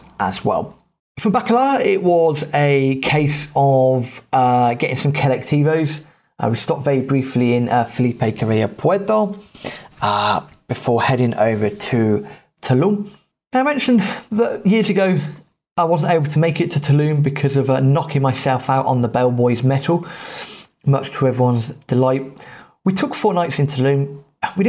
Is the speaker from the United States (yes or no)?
no; United Kingdom; being British